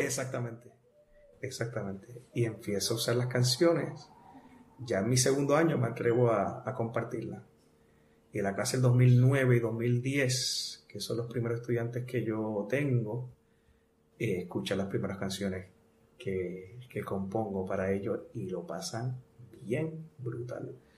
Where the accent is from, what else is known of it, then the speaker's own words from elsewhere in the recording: Bayamón, Puerto Rico; also born or lived in Arecibo; Yo soy de Bayamón. De Bayamón. Toda mi familia es de Arecibo. Ah, Papi, mami, este, mis abuelos, todos de Arecibo. Este, pero yo me nací y me crié en Ariametro